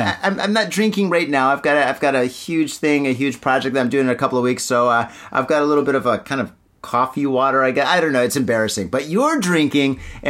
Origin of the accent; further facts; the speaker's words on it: Midwest, United States; I'm from the Midwest